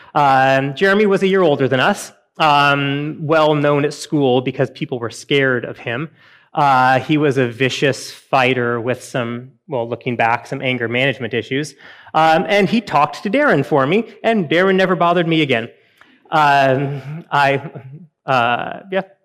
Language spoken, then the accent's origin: English; Western Washington, United States; I grew up in Western Washington